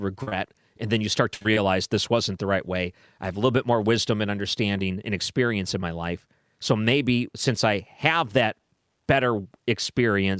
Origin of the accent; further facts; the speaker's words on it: Detroit, Michigan, United States; moved away; when I grew up in Detroit